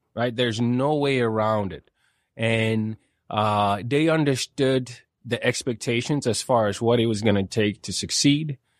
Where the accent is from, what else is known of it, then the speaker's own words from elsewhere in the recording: Sweden; moved away as an adult; now in Calgary, Canada; I grew up in Sweden